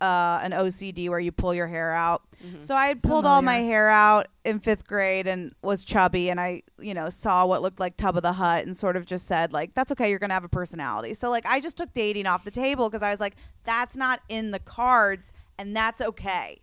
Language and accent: English; Virginia, United States; I'm a Southern Belle. Thank you. It was Northern Virginia, but I still am a Southern Belle.